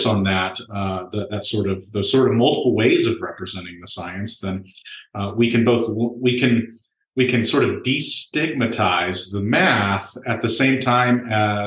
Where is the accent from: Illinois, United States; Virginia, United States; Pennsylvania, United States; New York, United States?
Virginia, United States; also born or lived in Omaha, Nebraska; now in Nebraska, United States; I'm actually from Virginia, but I am a Nebraskan right now.